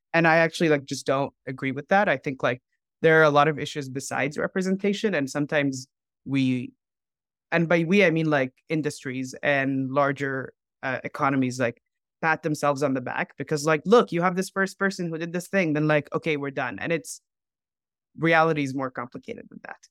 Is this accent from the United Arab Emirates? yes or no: yes; Dubai, United Arab Emirates; moved away as an adult; also born or lived in Cairo; now in United States; I grew up in Dubai